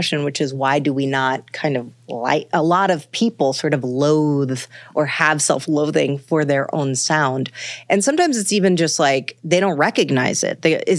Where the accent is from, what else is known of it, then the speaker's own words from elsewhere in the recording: Manhattan, New York, United States; I'm from Manhattan, and that is natural to Manhattanites too, you know?